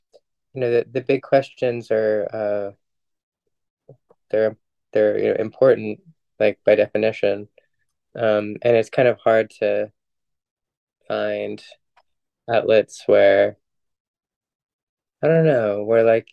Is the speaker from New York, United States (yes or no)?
yes; New York City, New York, United States; I was raised mostly in New York City in a context that was hyper secular